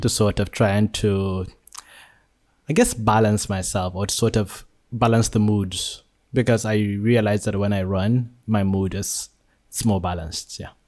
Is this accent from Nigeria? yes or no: yes; Nigeria; born or raised there; now in Malaysia